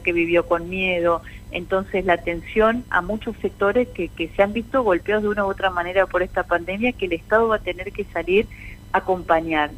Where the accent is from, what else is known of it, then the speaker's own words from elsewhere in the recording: Entre Ríos, Argentina; como somos los entrerrianos